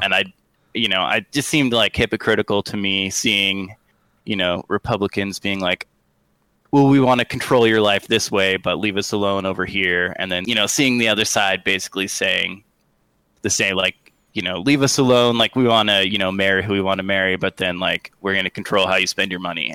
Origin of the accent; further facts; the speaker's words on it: Sitka, Alaska, United States; I grew up in Sitka, Alaska